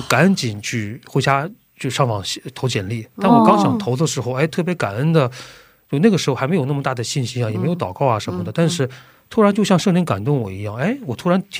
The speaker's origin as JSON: {"language": "Chinese", "country": "China", "said": "但是我们组只有我一个中国人"}